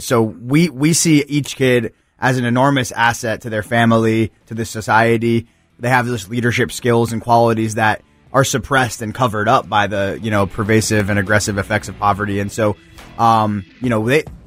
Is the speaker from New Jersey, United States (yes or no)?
yes; New Jersey, United States; now in Memphis, United States; the neighborhood I grew up in New Jersey